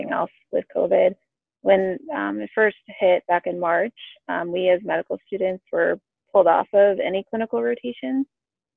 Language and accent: English; Hanover, Massachusetts, United States; moved away as an adult; also born or lived in Washington, District of Columbia, United States / Baltimore, Maryland; now in Philadelphia, United States; I was born and grew up in Massachusetts, outside of Boston. I grew up in a town called Hanover, lived there for all first 18 years of my life